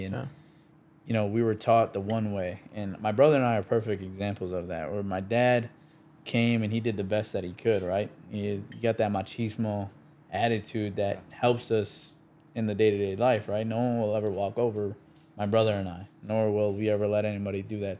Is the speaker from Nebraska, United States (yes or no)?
no; Chicago, Illinois, United States; we grew up in, we're from Chicago, and then we grew up, we moved out to the southwest suburbs.